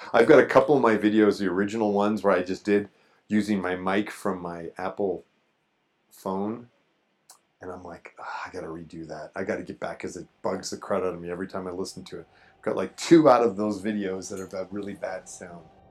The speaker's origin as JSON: {"language": "English", "town": "Shelburne", "region": "Ontario", "country": "Canada", "tie": "born or raised there", "moved": "yes", "said": "I'm from a little town called Shelburne, Ontario, and it's about an hour and a half north of Toronto"}